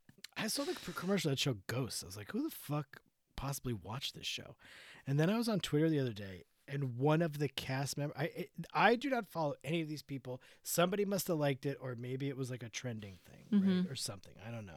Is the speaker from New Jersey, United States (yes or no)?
yes; Asbury Park, New Jersey, United States; I heard you were hanging out there in Asbury Park, New Jersey. That's my hometown.